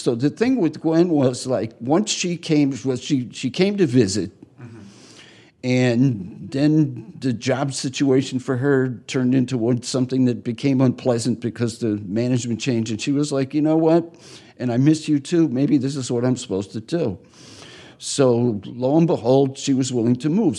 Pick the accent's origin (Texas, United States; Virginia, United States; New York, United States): New York, United States; moved away as an adult; also born or lived in Minneapolis; I'm from New York.